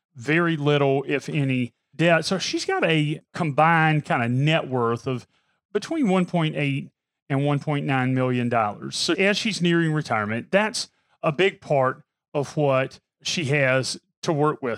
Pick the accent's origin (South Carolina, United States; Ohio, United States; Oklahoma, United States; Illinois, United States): South Carolina, United States; Pamplico; I'm from Pamplico, South Carolina. So anything's a big city to me